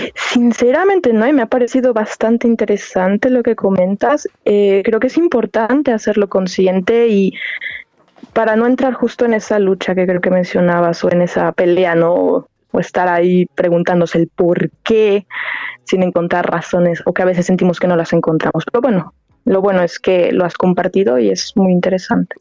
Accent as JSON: {"language": "Spanish", "town": "La Piedad", "region": "Michoacán", "country": "Mexico", "moved": "as an adult", "lives_now": "Germany", "said": "yo soy de La Piedad, Michoacán, de México"}